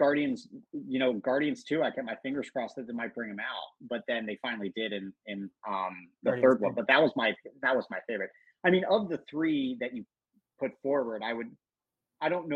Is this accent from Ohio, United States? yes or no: yes; Cincinnati, Ohio, United States; I grew up in Cincinnati